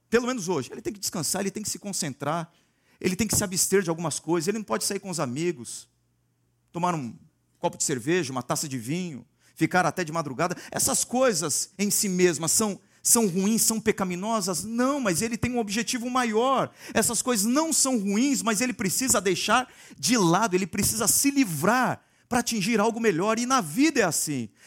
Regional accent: Santos, São Paulo, Brazil; now in Campinas, Brazil; em Santos, cidade de onde eu vim, as pessoas gostam muito de correr também.

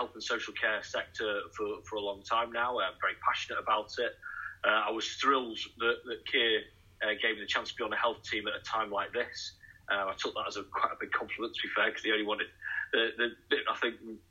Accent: Manchester, North West England, United Kingdom; now in Nottingham, United Kingdom; I'm actually originally from Manchester myself

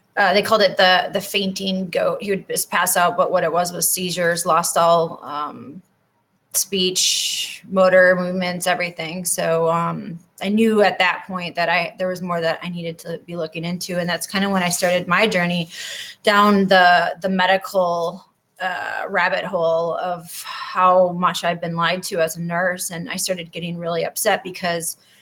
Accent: Wausau, Wisconsin, United States; moved away as an adult; also born or lived in Florida; So I grew up there um, in Wausau

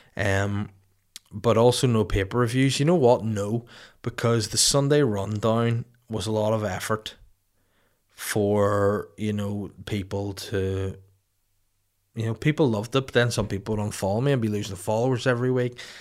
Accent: Holywood, Northern Ireland, United Kingdom; also born or lived in Bangor, Northern Ireland; brewed and canned in Hollywood County Down, my hometown, my original hometown before Bangor

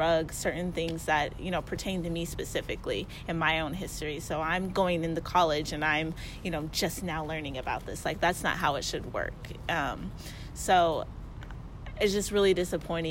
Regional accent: United States; Living and growing up in America and having public education

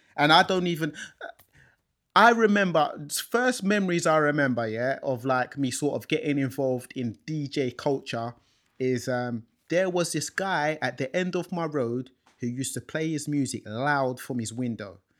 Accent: London, United Kingdom; I was born in this country as well, in London. Um, growing up in London, in North London

